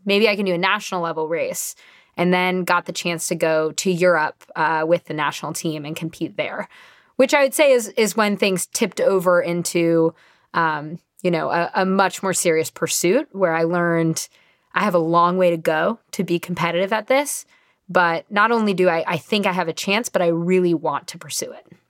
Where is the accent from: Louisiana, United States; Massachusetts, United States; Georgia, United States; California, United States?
California, United States; Marin County; I grew up in Marin County, California, at the base of Mount Tamal Pius